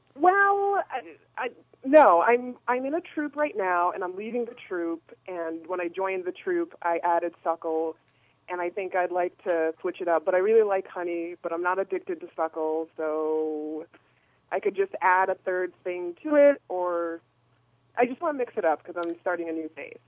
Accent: Boston, Massachusetts, United States; I'm not from the Bay Area. I'm from Boston

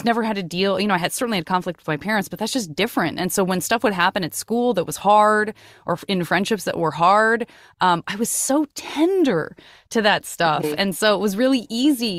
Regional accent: Tucson, Arizona, United States; I grew up in Tucson, Arizona

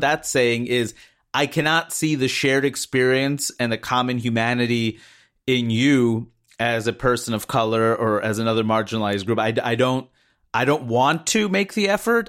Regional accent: United States; growing up in the United States

